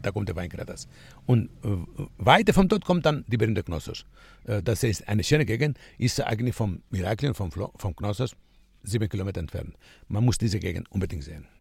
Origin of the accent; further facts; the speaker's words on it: Kritsa, Crete, Greece; German is a second language; Ich komme aus Kritza, ich bin Kreta geboren und ich bin Fremdenführer von Beruf